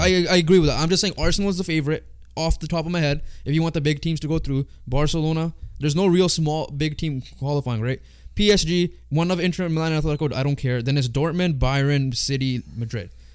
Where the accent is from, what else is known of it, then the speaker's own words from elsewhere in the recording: Canada; we're Canadian